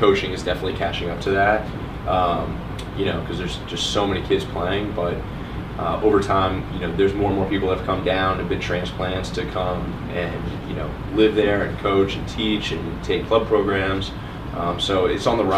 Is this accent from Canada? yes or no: no; Orlando, Florida, United States; I grew up in Orlando, Florida